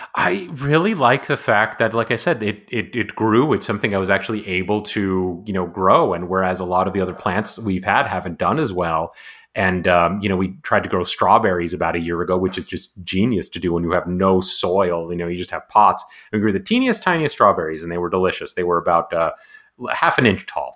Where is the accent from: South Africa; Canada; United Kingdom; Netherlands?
Canada; Montreal, Quebec; now in San Diego, United States; I'm also originally from I was born in Montreal